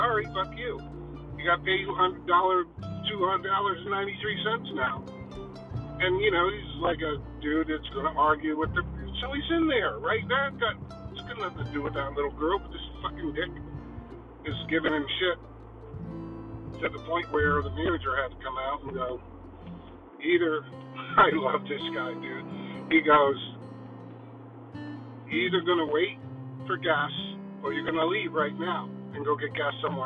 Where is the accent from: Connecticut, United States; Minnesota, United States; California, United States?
Connecticut, United States; we are white guys from Connecticut.